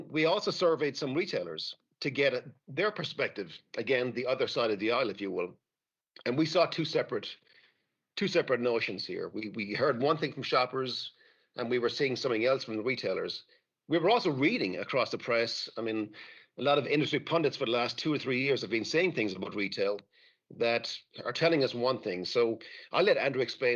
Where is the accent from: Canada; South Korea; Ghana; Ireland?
Ireland; Being Irish